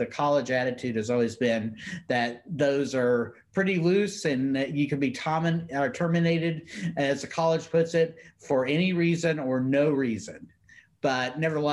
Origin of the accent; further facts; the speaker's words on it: Dallas-Fort Worth area, Texas, United States; also born or lived in Riverside, California; I grew up in the Dallas-Fort Worth area